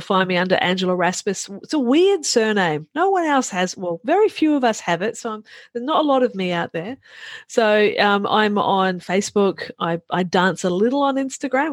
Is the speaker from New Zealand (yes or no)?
yes; New Zealand; moved away; I'm a Kiwi farm girl, Kiwi being New Zealand. I'm a Kiwi farm girl by origin